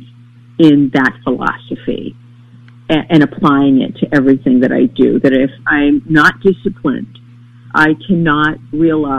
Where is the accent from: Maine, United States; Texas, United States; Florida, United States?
Maine, United States; I experienced a great humanity growing up in Maine